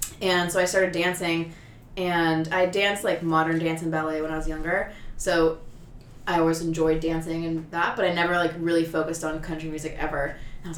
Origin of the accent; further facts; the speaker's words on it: San Francisco, California, United States; I'm born and raised in San Francisco